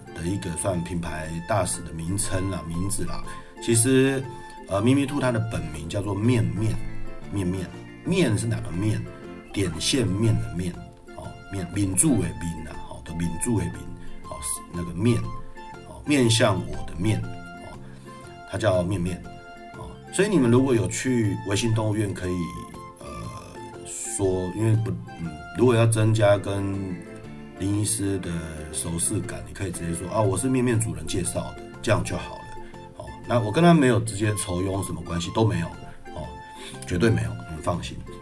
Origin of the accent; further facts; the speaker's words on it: Yilan, Yilan County, Taiwan; moved away; 在我的老家宜兰那边